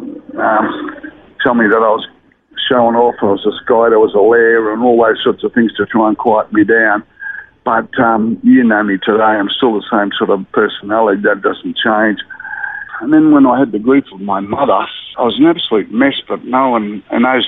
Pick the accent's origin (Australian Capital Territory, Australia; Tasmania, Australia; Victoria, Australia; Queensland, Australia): Queensland, Australia; Brisbane; also born or lived in Murwillumbah, New South Wales / Mount Isa; I sort of lived around northern suburbs of Brisbane from then on